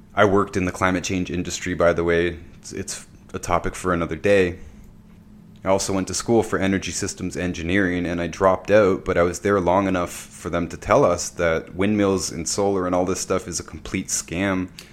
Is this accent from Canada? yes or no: yes; Ontario, Canada; I'm from Ontario, Canada